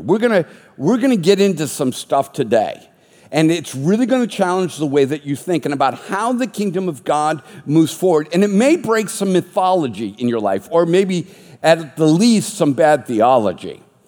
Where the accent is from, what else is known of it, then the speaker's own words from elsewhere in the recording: Boston, Massachusetts, United States; I was raised Catholic in the Boston area